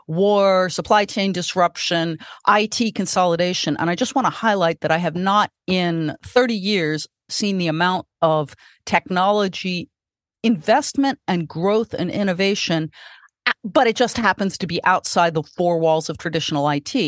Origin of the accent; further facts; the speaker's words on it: California, United States; And I was born in California